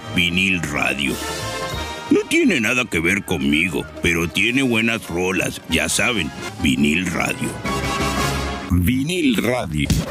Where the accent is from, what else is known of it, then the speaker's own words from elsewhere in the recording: Maracay, Aragua, Venezuela; now in Miami, United States; de Maracay, de donde soy yo